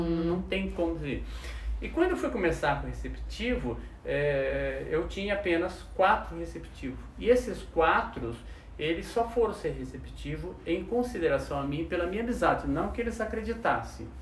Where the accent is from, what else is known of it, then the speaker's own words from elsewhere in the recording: Soledade, Minas Gerais, Brazil; now in Taubaté, Brazil; sou de Minas Gerais. Opa. Ganhei agora dois anos o título de cidadão taubatiano, mas eu não, sou lá de Soledade